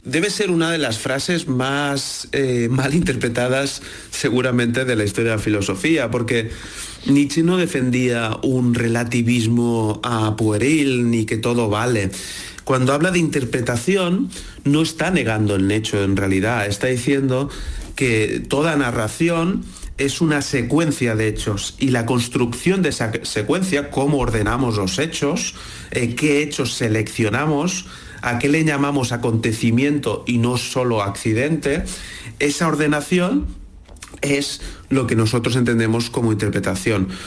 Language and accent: Spanish; Barcelona, Catalonia, Spain; nací en 1980 en Barcelona